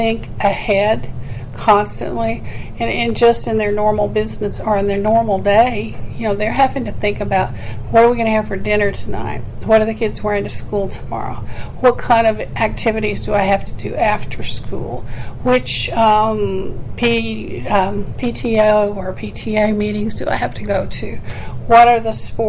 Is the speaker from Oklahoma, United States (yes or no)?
yes; Oklahoma, United States; moved away; I'm from Oklahoma